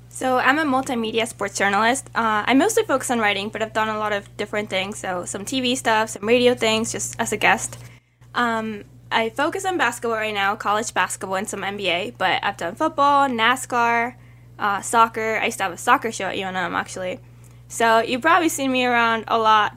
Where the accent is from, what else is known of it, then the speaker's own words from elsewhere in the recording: Mexico City, Mexico; now in Albuquerque, United States; I was born in Mexico